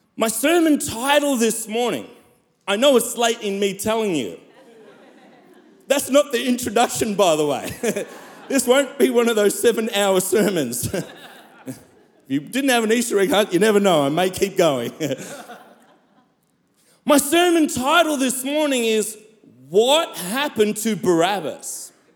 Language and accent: English; South Africa; I'm from South Africa.